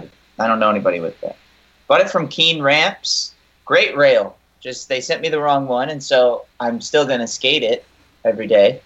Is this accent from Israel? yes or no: no; Alabama, United States; we're from Alabama